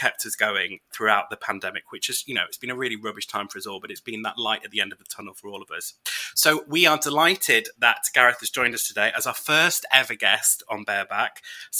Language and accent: English; United Kingdom; I'm British.